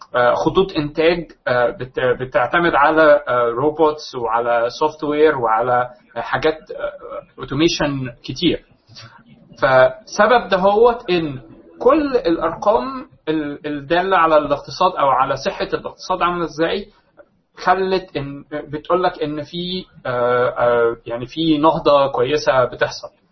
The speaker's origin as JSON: {"language": "Arabic", "country": "Egypt", "said": "عندنا في مصر"}